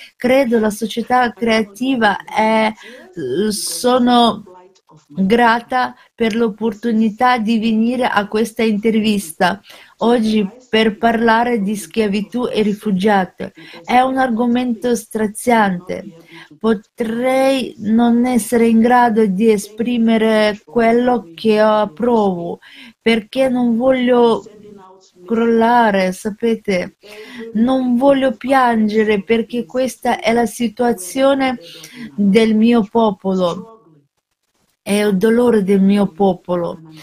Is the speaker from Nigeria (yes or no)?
yes; Nigeria; now in Canada; Vendo da un altro paese dalla Nigeria, vivo in Canada.